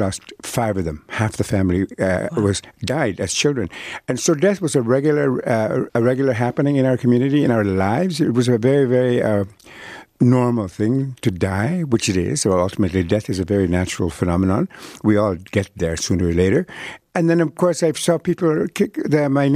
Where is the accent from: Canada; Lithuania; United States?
Canada; first language Cree; English is a second language; I was born at the time in history where there were no hospitals up north